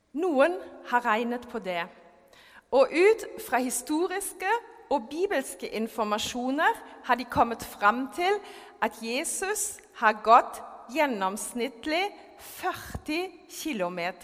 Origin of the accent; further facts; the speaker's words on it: Germany; Norwegian is a second language; now in Norway; jeg er født og oppvokst i Tyskland